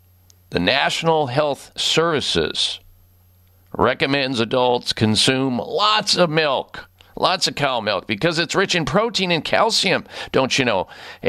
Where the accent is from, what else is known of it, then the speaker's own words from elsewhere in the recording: Midwest, United States; I grew up in the Midwest, folks.